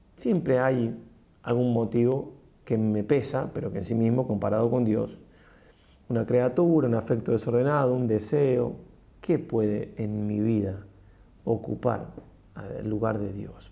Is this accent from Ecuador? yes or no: no; Argentina; también soy argentino